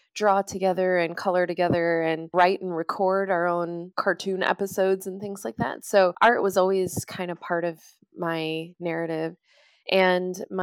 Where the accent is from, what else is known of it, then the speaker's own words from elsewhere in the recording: Chicago, Illinois, United States; moved away as an adult; now in Wellington, New Zealand; I'm originally from Chicago, Illinois, United States